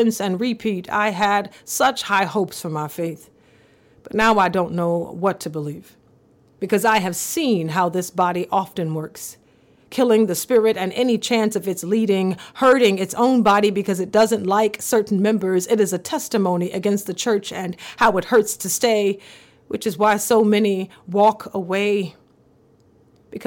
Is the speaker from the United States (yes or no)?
yes; the South, United States; growing up in the South in the 1990s